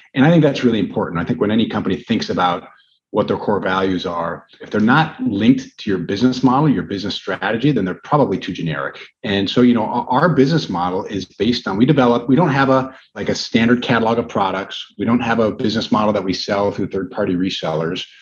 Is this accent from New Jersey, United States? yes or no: no; Brookfield, Wisconsin, United States; I grew up with going to high school in Brookfield